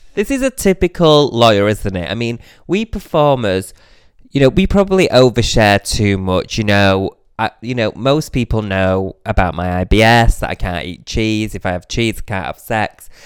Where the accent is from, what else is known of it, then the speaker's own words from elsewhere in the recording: Manchester, North West England, United Kingdom; now in London, United Kingdom; I was coming from Manchester to London